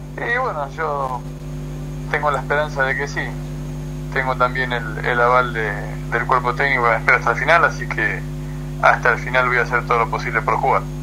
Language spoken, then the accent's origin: Spanish; Argentina; now in Monterrey, Mexico